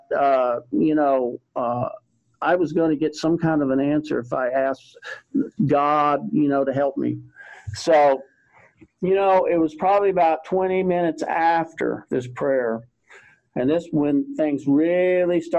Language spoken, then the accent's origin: English; Texas, United States; growing up in Texas